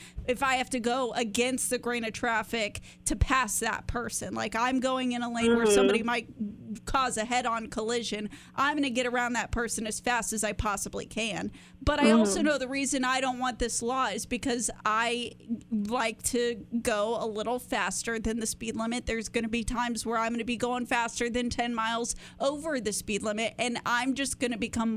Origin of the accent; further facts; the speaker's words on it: Texas, United States; I grew up in Texas. I learned how to drive in Texas.